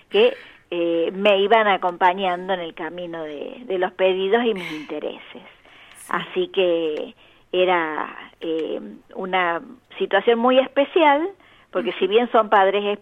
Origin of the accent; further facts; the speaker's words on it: Córdoba, Argentina; yo, yo soy, provengo de Córdoba, mi madre era santafesina y mi padre chaqueño.